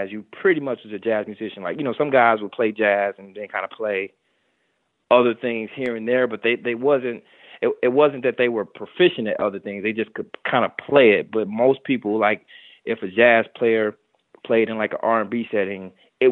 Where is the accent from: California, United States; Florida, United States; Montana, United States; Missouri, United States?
Missouri, United States; St. Louis; moved away as an adult; also born or lived in New York City; I'm from St. Louis, Missouri